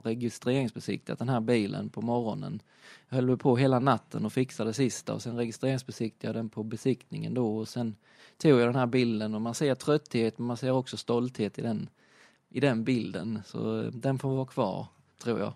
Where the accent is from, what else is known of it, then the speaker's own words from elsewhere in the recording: Bromölla, Skåne, Sweden; also born or lived in Hässleholm; hade jag en kompis hemma, hemma i Bromölla